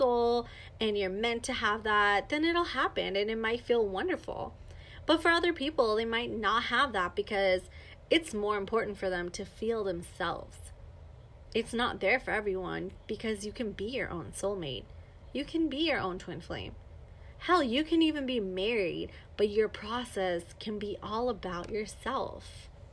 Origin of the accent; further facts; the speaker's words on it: Los Angeles, California, United States; also born or lived in Chino Hills, California; So I grew up in Los Angeles.